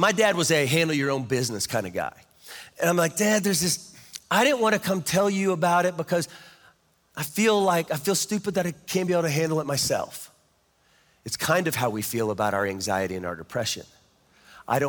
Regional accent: Kansas, United States; I'm from Kansas

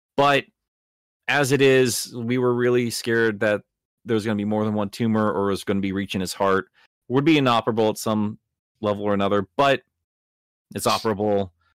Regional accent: Iowa, United States; I grew up in Iowa

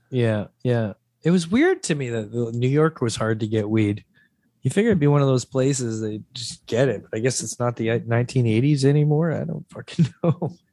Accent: Mississauga, Ontario, Canada; also born or lived in St. Catharines, Ontario; eight or nine is when I first moved to Mississauga

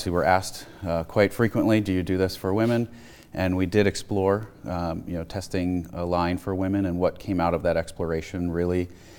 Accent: Malvern, Pennsylvania, United States; I grew up outside of Philadelphia in the town of Malvern, went to Great Valley High School

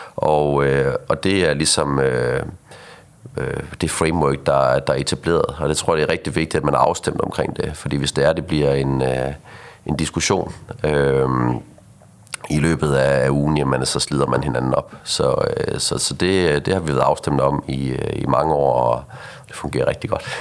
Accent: Aarhus, Central Denmark Region, Denmark; accent: Aarhus dialect; now in Copenhagen, Denmark; jeg flyttede til, til København i sin tid fra, fra Aarhus af, som du sikkert kan høre på min, øh, øh på min dialekt her

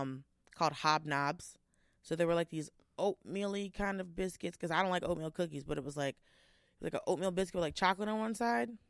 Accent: Georgia, United States; I'm from Georgia

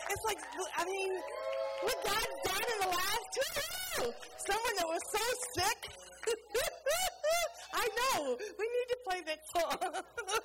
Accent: New Orleans, Louisiana, United States; moved away as an adult; now in Bulgaria; I'm from New Orleans

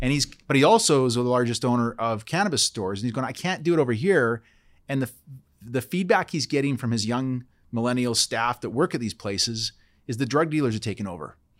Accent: Port Alberni, British Columbia, Canada; I grew up in Port Alberni

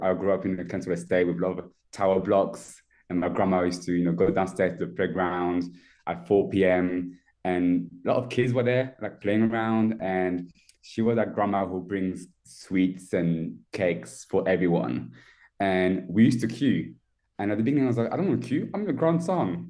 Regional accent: France; moved away as an adult; I was born and raised in France. I moved here um, 12 years ago. So I was pretty much 18 on my own as a au pair

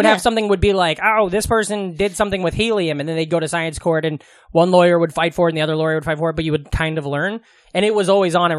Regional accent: Glenwood, Iowa, United States; born or raised there; moved away

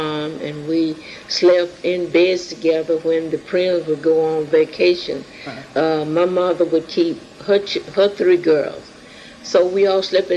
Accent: United States; I was born in Williamson County in 1919, May the 25th

